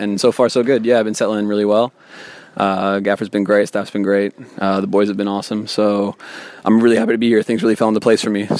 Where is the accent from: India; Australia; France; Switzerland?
Switzerland; I grew up in Switzerland, and my parents are American